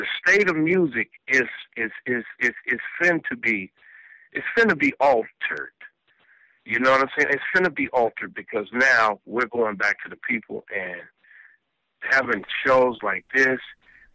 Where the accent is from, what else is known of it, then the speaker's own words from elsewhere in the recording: West Coast, United States; also born or lived in South Bronx, New York; I was born in South Bronx, but moved to the West Coast when I was like 3 years old